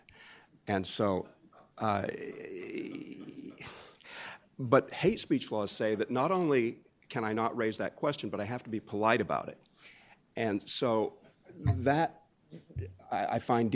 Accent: United States; growing up in America

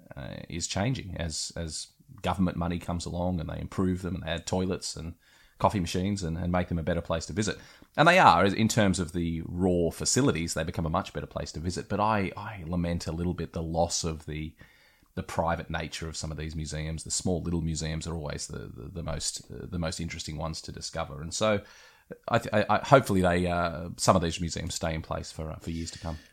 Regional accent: West Wyalong, New South Wales, Australia; moved away; being from a small country town myself, hello to West Wyalong out in New South Wales

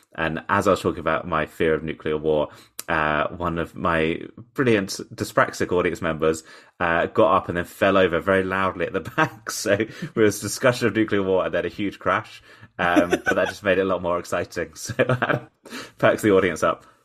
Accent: Portsmouth, South East England, United Kingdom; in Portsmouth, actually, in my hometown

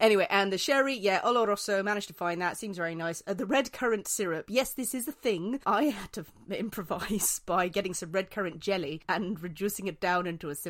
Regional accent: Northern Ireland, United Kingdom

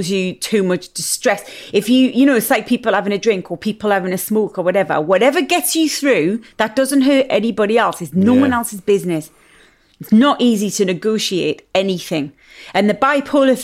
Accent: Newcastle upon Tyne, North East England, United Kingdom; I'm a Geordie big mouth

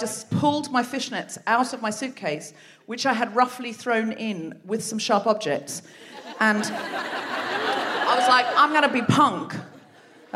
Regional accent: Australia; moved away; I'm myself originally from Australia

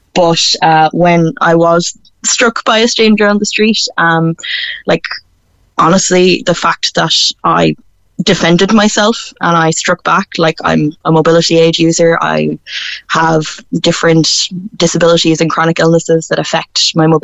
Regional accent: Galway, Connacht, Ireland; I'm from Galway City myself

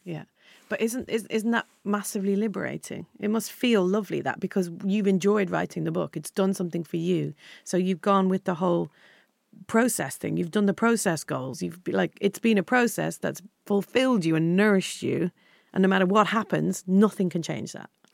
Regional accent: Ireland; when I was younger growing up in Ireland

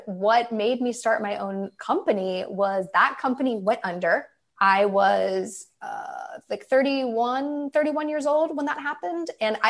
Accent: Midwest, United States; I'm from the Midwest. So in the winter, when it snows, I would go with my dad and I would shovel driveways for people.

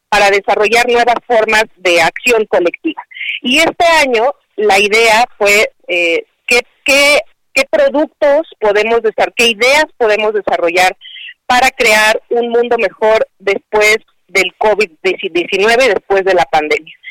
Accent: Mexico; somos los únicos mexicanos que estamos

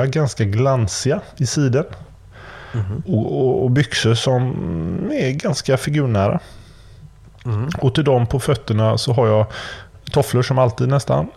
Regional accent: Gothenburg, Västra Götaland, Sweden; also born or lived in Kungsbacka; jag kommer från Göteborg

